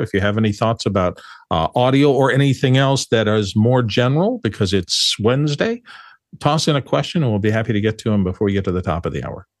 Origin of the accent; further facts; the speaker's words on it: Phoenix, Arizona, United States; I grew up in Phoenix